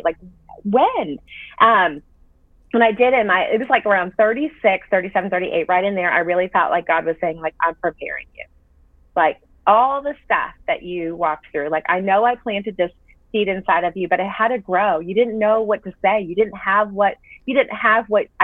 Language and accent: English; Massachusetts, United States; also born or lived in Florida / Nashville, Tennessee; now in Franklin, United States; So I grew up in Massachusetts, moved to Florida, met my husband there